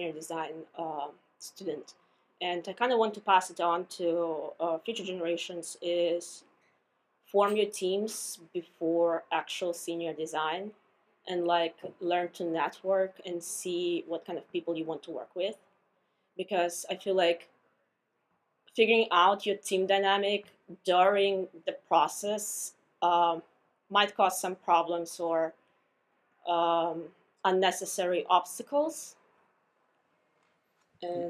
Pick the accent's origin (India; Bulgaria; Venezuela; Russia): Russia; now in United States; So I'm an international student. I'm coming from Russia